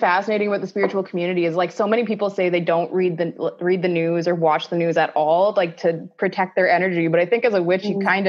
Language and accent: English; Ontario, Canada